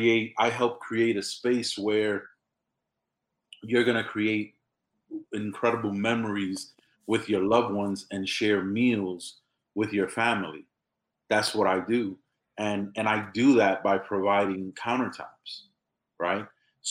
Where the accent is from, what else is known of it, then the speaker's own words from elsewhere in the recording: New York, United States; I come from a place where it was really difficult. I mean, I come from the South Bronx in New York City. I'm the first one in my family born in the United States of America.